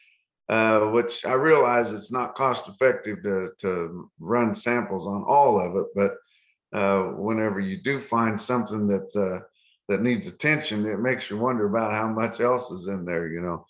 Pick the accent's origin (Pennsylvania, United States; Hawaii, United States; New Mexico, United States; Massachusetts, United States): New Mexico, United States; Clayton; moved away; also born or lived in Canyon, Texas; I started out in northeastern New Mexico, Clayton, New Mexico area. That's where I grew up as a child.